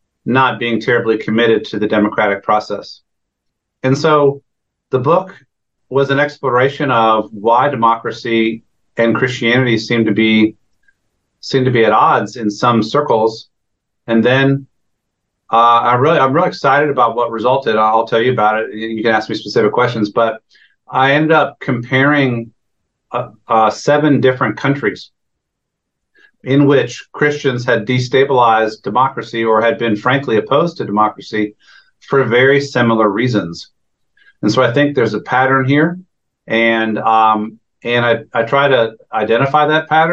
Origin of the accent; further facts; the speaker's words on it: Northern Virginia, United States; I grew up in the Northern Virginia area